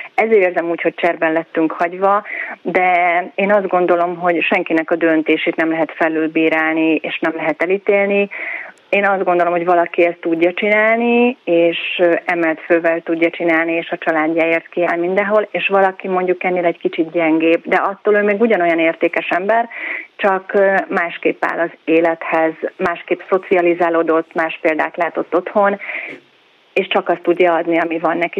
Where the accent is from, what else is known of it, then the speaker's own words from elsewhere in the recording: Zalaegerszeg, Zala, Hungary; moved away as an adult; now in Budapest, Hungary; költözünk haza Zalaegerszegre a szülővárosunkba